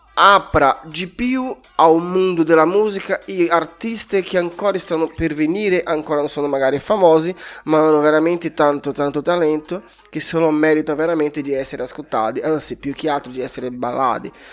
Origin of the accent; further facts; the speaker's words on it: Brazil; Italian is a second language; moved away as an adult; now in Italy; Sono nato in Brasile, cresciuto in Brasile, vivo in Italia da undici anni